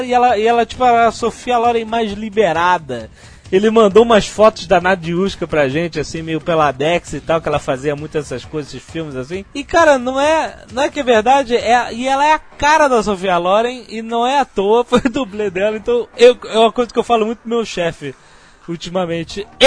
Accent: Natal, Rio Grande do Norte, Brazil; É o …, é o …. Sou de Natal.

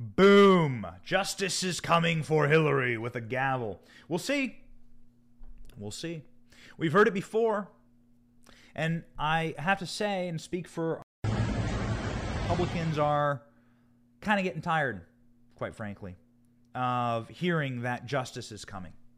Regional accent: Iowa, United States; moved away as an adult; also born or lived in Washington, D.C.; now in Tampa, United States; I was raised in Iowa, I was raised in the Midwest.

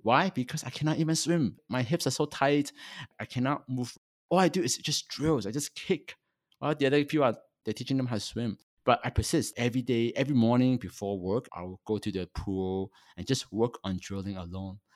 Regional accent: Toronto, Ontario, Canada; also born or lived in Hong Kong; I'm a Chinese born in Hong Kong, and when I was eight, my family migrated to Canada. I, so I grew up in Toronto for pretty much my whole life

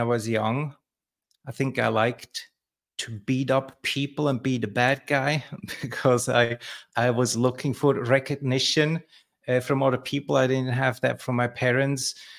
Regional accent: Switzerland; I grew up in Switzerland, uh, in an orphanage.

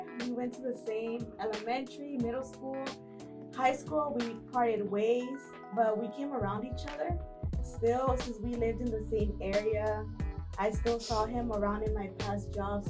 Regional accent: Houston, Texas, United States; Born and raised in Houston, Texas.

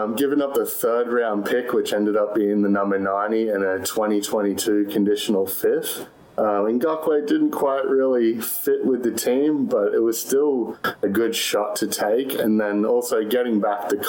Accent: Australia; accent: Australian; moved away as an adult; now in Texas, United States; Originally from Australia, but actually living down in Texas now. I've been in Texas for just about 5 years

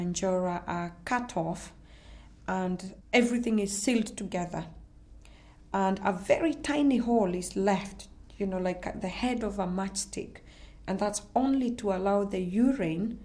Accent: Kenya; now in United Kingdom; I'm originally from Kenya, from a community called the Maasai

